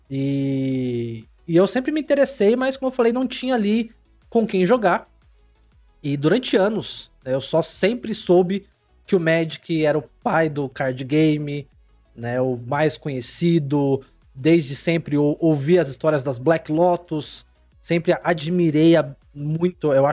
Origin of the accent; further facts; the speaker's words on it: São Paulo, Brazil; born there; Eu nasci em São Paulo, mas mudei pra uma cidade pequena